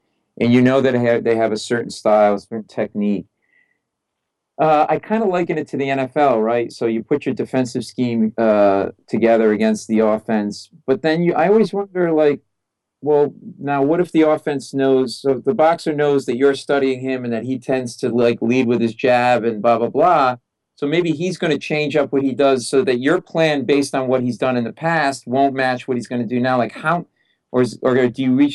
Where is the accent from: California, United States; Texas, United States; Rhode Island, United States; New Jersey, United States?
Rhode Island, United States; I'm from Rhode Island.